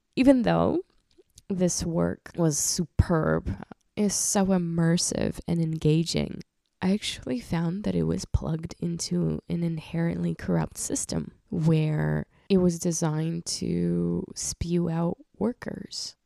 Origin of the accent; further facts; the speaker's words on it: Krasnodar Krai, Russia; moved away; I was born in the region called Krasnodar in Russia